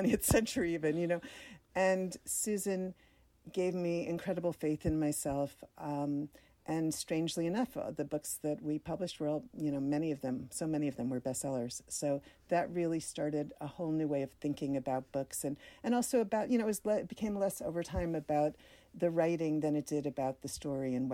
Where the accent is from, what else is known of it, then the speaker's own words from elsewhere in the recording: New York, United States; I grew up in New York